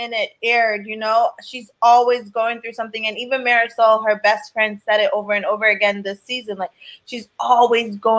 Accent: Jamaica; I'm Jamaican

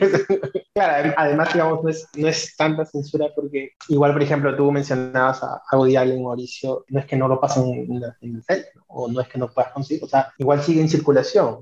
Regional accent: Peru; a mí como peruano

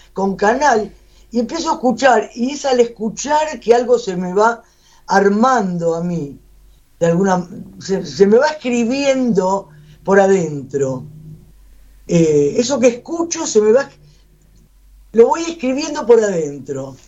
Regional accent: Buenos Aires, Argentina; yo soy de Buenos Aires

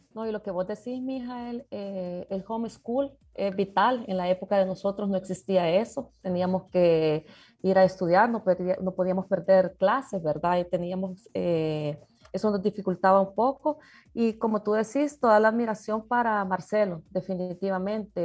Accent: El Salvador; como salvadoreños

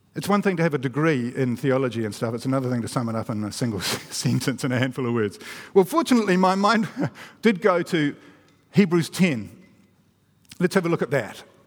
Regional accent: New Zealand; I'm a Kiwi

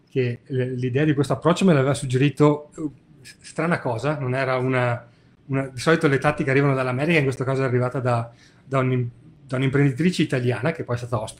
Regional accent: Veneto, Italy; perché sono veneto

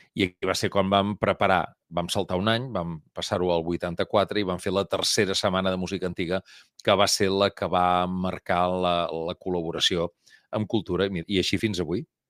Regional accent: Mataró, Catalonia, Spain; som de Mataró i som capgrossos.

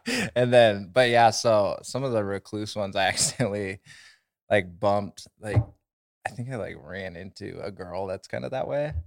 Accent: Havre, Montana, United States; we're from North Central Montana.

